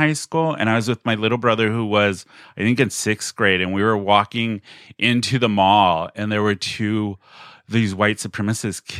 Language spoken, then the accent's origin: English; National City, California, United States; also born or lived in Chula Vista, United States / East County, San Diego, United States; I grew up in National City. We grew up down in Chula.